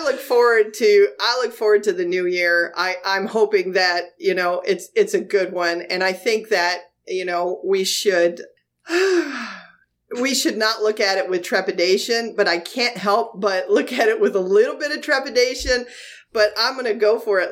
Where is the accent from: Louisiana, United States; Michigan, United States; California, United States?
Michigan, United States; the Thumb of; also born or lived in Virginia; now in Florida, United States; I, grew up in the Thumb of Michigan